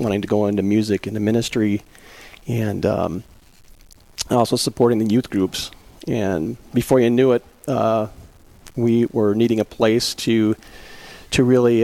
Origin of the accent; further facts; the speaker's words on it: Lewiston, Minnesota, United States; I was born and raised in Lewiston, Minnesota, which is just 10 miles from here in St. Charles